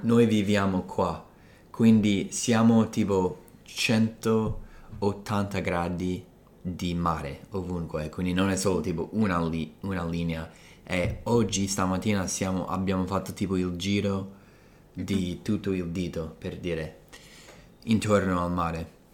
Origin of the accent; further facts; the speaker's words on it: Colorado, United States; moved away; sono cresciuto in Colorado